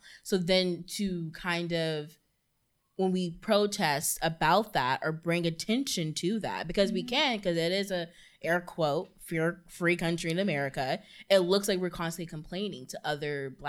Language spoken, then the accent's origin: English; United States; You know, I don't have an accent. Mm-hmm. And, you know, I'm American. My country's wealthy.